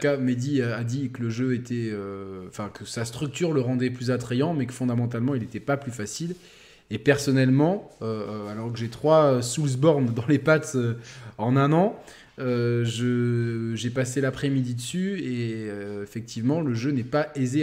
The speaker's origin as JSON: {"language": "French", "region": "southern France", "country": "France", "said": "nous, dans le sud, les sudistes, on peut pas parler normalement."}